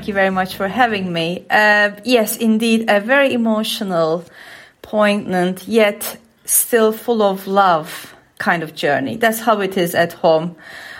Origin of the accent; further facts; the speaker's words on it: Antakya, Hatay, Turkey; moved away as an adult; now in United Kingdom; it is my hometown, Antakya